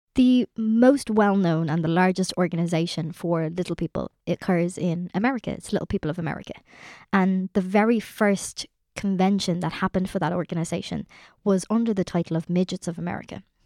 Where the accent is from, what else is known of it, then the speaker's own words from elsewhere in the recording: Ireland; us as Irish people